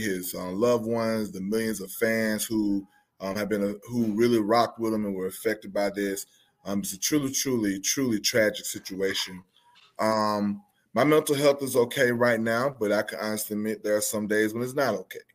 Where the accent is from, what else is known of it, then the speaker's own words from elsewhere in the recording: Albany, Georgia, United States; I too am also from Albany, Georgia